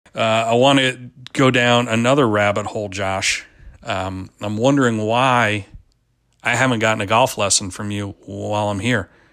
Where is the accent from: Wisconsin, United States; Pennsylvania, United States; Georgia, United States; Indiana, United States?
Pennsylvania, United States; moved away; I grew up in Pennsylvania